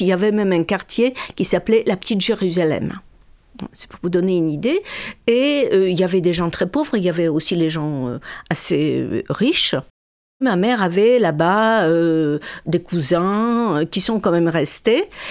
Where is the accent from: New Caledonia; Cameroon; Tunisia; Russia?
Russia; Birobidzhan, Jewish Autonomous Oblast; moved away; Qu'est-ce qu'il y avait de juifs en, chez nous, à Birbidjan